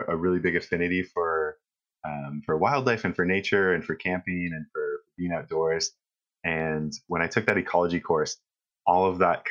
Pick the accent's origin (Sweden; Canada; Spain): Canada; North Bay, Ontario; I grew up in North Bay, Ontario